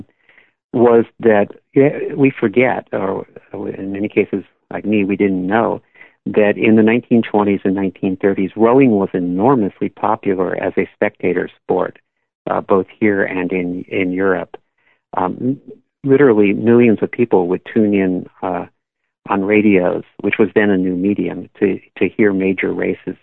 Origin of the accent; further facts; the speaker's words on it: Bay Area, California, United States; I grew up in the Bay Area